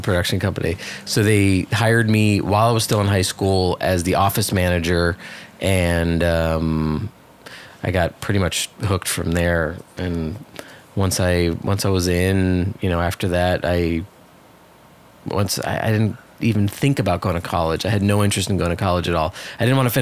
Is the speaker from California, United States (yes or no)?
no; New York City, New York, United States; moved away as an adult; also born or lived in Miami, Florida; now in Hollywood, Florida, United States; I grew up in New York City on the Upper West Side